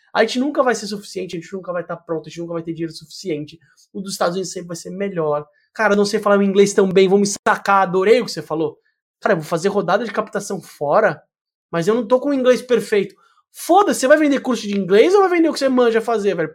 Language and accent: Portuguese; Brazil; a gente, como é brasileiro visceral